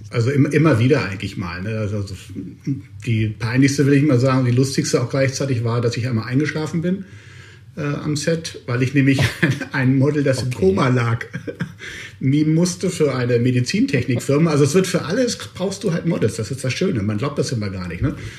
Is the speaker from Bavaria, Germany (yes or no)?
no; Hanover, Lower Saxony, Germany; now in Cologne, Germany; ich bin Hannoveraner, ich bin dröger Norddeutscher quasi